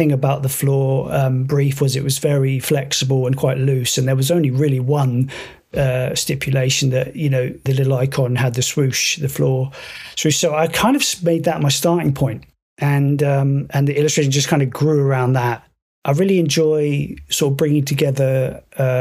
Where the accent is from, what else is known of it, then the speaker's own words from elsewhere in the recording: United Kingdom; We are both British originally